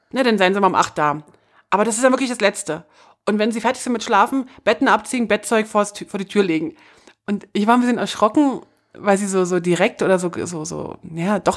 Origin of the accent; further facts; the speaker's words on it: Germany; Das ist für, für, für mich als Deutsche ein bisschen äh, schwierig zu verstehen